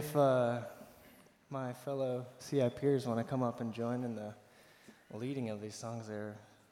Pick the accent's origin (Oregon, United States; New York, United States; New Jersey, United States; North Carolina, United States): Oregon, United States; I'm from Oregon, so I went there pretty regularly as a child